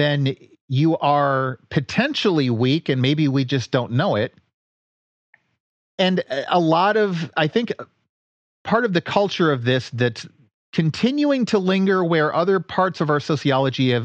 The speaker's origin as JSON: {"language": "English", "area": "D.C.", "region": "District of Columbia", "country": "United States", "tie": "born or raised there", "also_born_or_lived": "Detroit, Michigan / Cleveland, Ohio", "said": "I grew up outside of Detroit. I've grown up most of my life outside of Washington, D.C."}